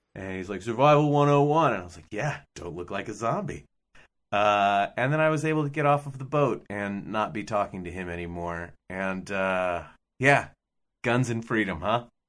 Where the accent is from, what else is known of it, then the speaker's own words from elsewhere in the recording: United States; as an American